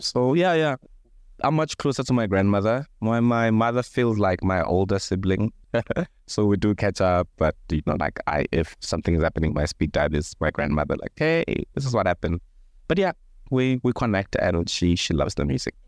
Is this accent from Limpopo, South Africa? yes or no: yes; Thohoyandou, Limpopo, South Africa; I grew up in a small village called Chilapjene, which is maybe twenty kilometers outside of Thohoyandou, which is a small town in Limpopo.